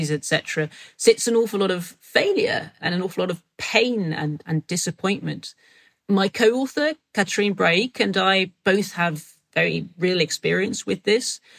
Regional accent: Macon, Georgia, United States; accent: Southern drawl; I'm from Macon, Georgia. I've lived here all my life.

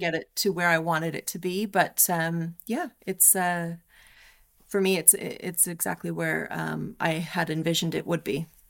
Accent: Canada; moved away; I love being Canadian. I'm super proud to be

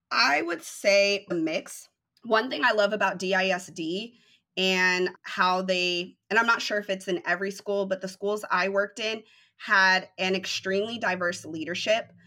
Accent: Denver, Colorado, United States; now in Dallas, United States; I am originally from Denver, Colorado, and I'm currently reside in Dallas

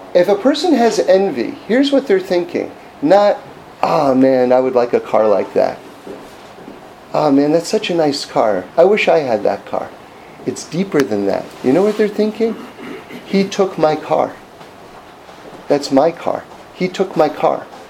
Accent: New York City, New York, United States; I grew up on the Upper West Side of, of, of Manhattan, like in the 70s

